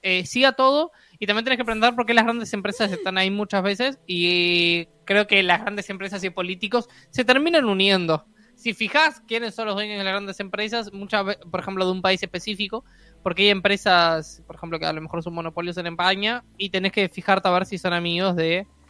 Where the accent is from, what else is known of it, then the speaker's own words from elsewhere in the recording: Uruguay; estamos en Uruguay